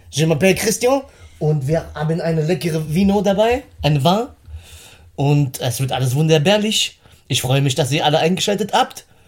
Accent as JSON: {"language": "German", "region": "Northern Germany", "country": "Germany", "said": "bei uns im Norden"}